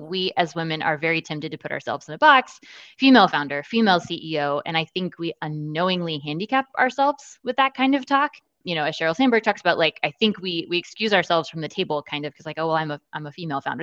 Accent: Austin, Texas, United States; moved away as an adult; now in San Antonio, United States; I'm originally from Austin, where I was born and raised

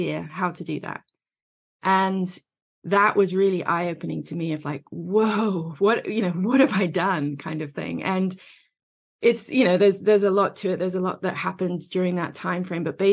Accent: England, United Kingdom; moved away as an adult; now in United States; I'm over here in the States now, but I grew up in England.

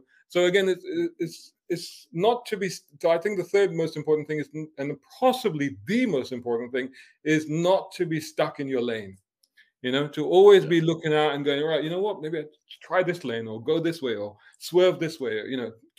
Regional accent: Islington, London, United Kingdom; moved away; Somebody was asking me about my accent, you know. And obviously my accent is the result of living in different places and doing different stuff. And then I think back to, okay, if I had continued to be that kid, you know, born and growing up in Islington in London

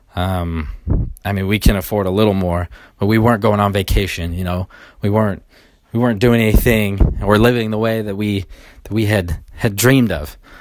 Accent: Sacramento, California, United States; moved away; I'm from originally from Sacramento

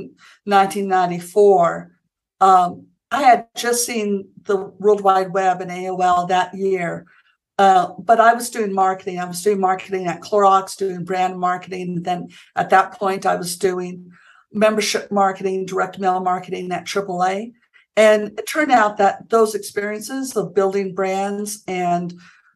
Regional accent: Santa Fe, New Mexico, United States; also born or lived in Stanford, California; I grew up here in Santa Fe, New Mexico

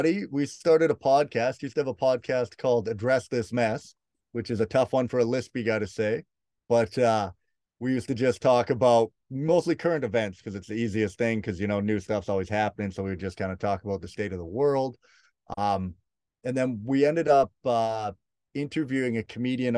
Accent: Prince George, British Columbia, Canada; moved away; I'm originally from Prince George

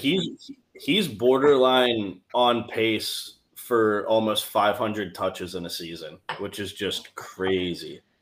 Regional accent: Cleveland, Ohio, United States; my hometown Browns.

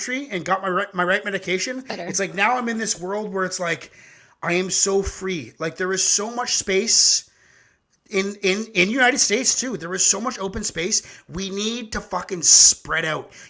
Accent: Canada; our country's twice as big

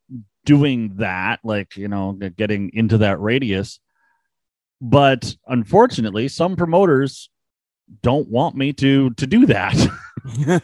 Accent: Canada; I'm Canadian

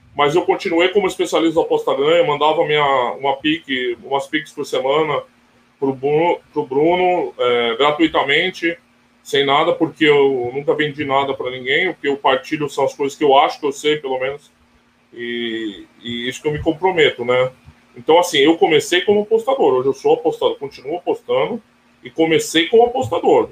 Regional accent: Brazil; eu, como brasileiro

